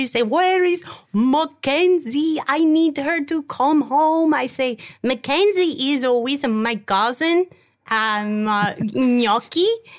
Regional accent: Turin, Piedmont, Italy; I'm from Italy. I'm from Torino.

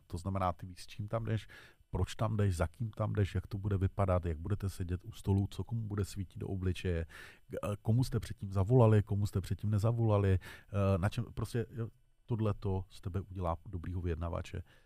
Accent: Czechia

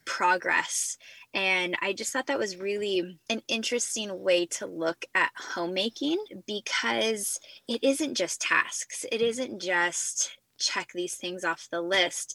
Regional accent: Central California, United States; moved away as an adult; now in South Carolina, United States; born and raised in Central California

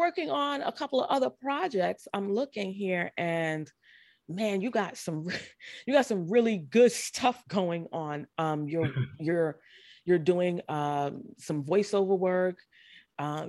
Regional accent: New York, United States; I'm from the Bronx

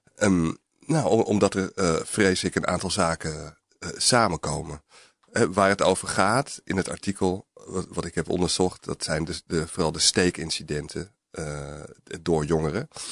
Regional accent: Alkmaar, North Holland, Netherlands; also born or lived in Amsterdam; ik ben geboren in Amsterdam, maar ik groeide vanaf mijn vijfde tot mijn achttiende op, op in een, eh, eh, arbeiderswijk eigenlijk in de buurt van Alkmaar

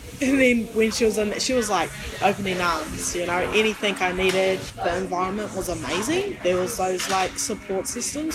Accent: Porirua, Wellington, New Zealand; born or raised there; also born or lived in Fiji

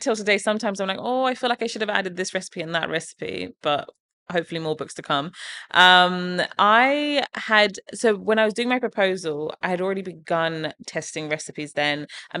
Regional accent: England, United Kingdom; even some of the recipes that I have from growing up in England are in there.

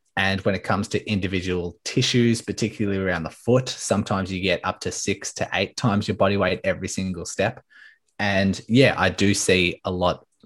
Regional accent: Melbourne, Victoria, Australia; So I'm from Melbourne, Australia

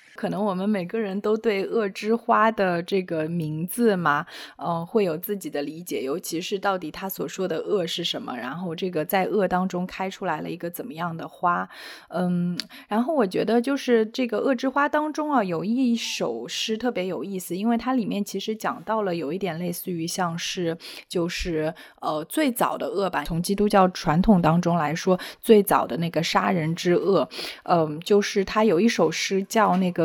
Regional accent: Shanghai, China; 我是上海土著，我是在上海出生的

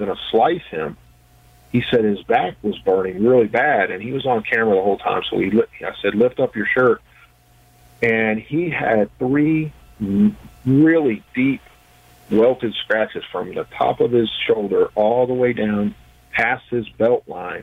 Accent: West Virginia, United States; my home state of West Virginia

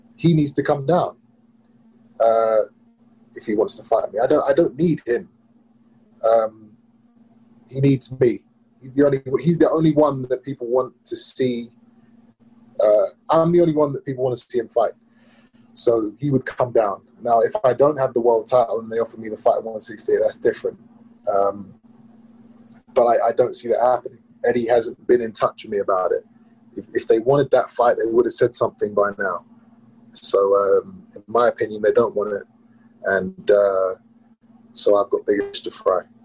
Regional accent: England, United Kingdom; in my home country

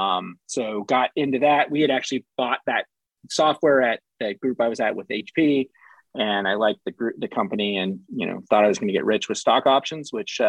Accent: California, United States; moved away; I was from California

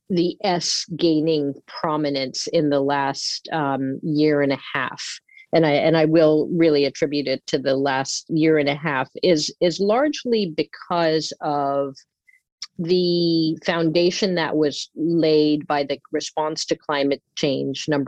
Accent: Singapore; also born or lived in Philippines; I grew up in Asia as a child. My mother's family is from the Philippines, and I would visit the Philippines every every summer. I grew up primarily in Singapore, which is one of the more, um, especially back in the '70s, developed uh, countries within Asia.

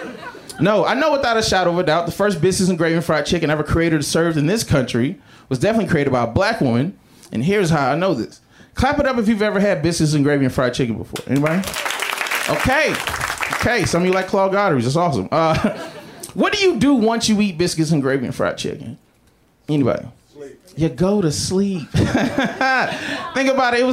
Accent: the South, United States; I'm Southern too.

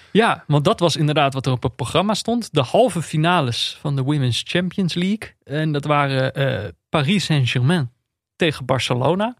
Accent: Netherlands; dan ben je als Nederlander

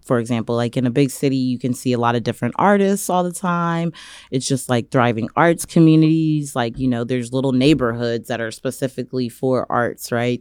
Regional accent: Indianapolis, Indiana, United States; moved away as an adult; also born or lived in Los Angeles; now in Tulsa, United States; I grew up in Indianapolis, Indiana

